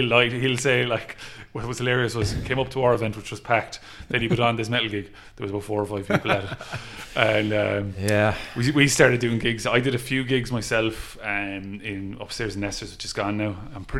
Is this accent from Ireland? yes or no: yes; Clare, Munster, Ireland; moved away as an adult; now in Limerick, Ireland; I'm from Clare, but I'm about 20, 25 minutes.